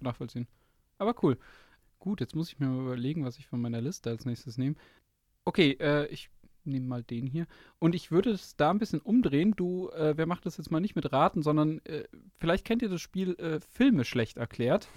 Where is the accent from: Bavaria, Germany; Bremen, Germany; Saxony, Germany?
Bavaria, Germany; near Munich; ich bin aus der Nähe München dort, durch unsere, durch die Schule praktisch gelaufen